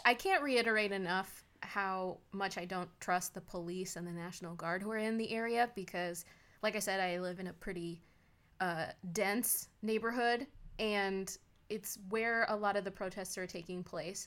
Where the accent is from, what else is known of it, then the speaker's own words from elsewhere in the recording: United States; We are American